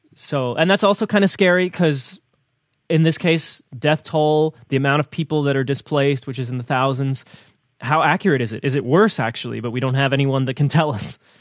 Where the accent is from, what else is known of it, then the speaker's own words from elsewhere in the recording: New Jersey, United States; I grew up in New Jersey